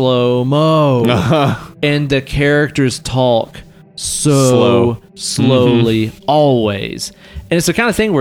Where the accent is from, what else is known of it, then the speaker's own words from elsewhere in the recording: the South, United States; We're from the South